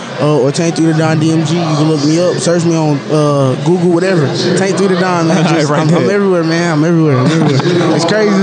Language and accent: English; Atlanta, Georgia, United States; Well, shit, man, I'm from Atlanta, so